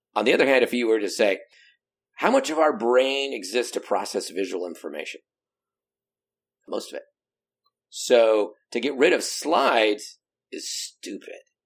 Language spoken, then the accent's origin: English; Pacific Northwest, United States; also born or lived in Southern California; the Pacific Northwest where we don't even have an accent